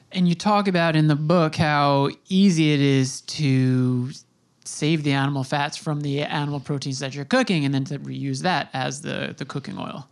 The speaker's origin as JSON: {"language": "English", "area": "Long Island", "region": "New York", "country": "United States", "tie": "born or raised there", "said": "I'm I'm in New York, I grew up on Long Island"}